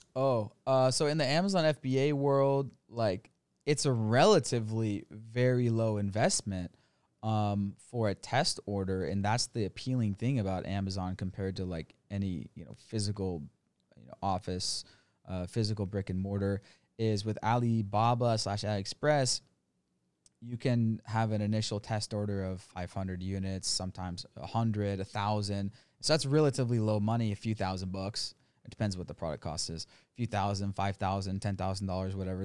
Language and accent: English; United States; moved away as an adult; now in Thailand; America, went to college, corporate job